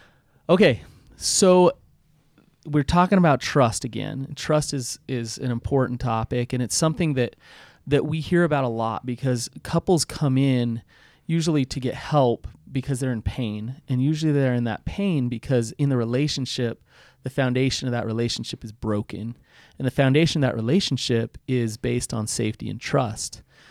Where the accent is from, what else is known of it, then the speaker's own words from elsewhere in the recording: Utah, United States; accent: Utah; I can hardly say that with my Utah accent.